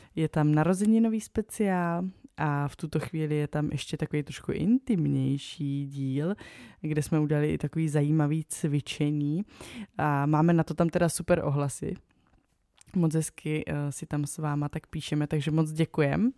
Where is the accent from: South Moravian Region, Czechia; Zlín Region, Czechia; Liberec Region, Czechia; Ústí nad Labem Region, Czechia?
South Moravian Region, Czechia; já jsem z Jižní Moravy